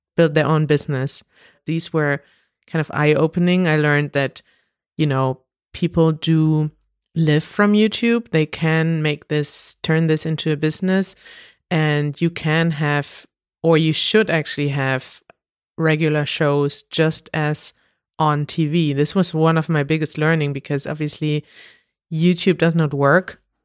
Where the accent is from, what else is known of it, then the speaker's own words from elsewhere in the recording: Münster, North Rhine-Westphalia, Germany; we went to the streets in Münster, in my hometown